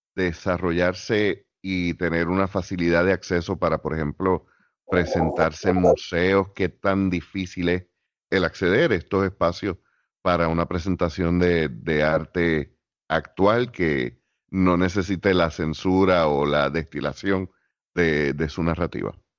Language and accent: Spanish; Puerto Rico